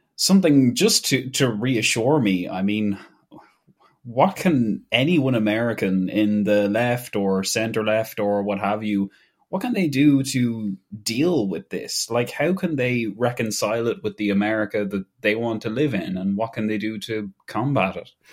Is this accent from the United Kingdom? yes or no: no; Ireland; as an Irish person